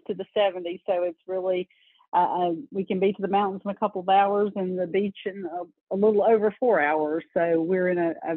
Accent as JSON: {"language": "English", "region": "North Carolina", "country": "United States", "tie": "born or raised there", "said": "I grew up in North Carolina"}